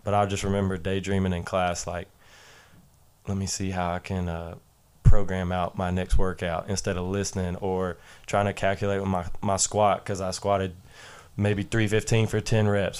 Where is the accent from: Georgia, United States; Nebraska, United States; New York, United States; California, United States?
Georgia, United States; Jefferson; I'm from Jefferson High School, which is up North Georgia, right outside of Athens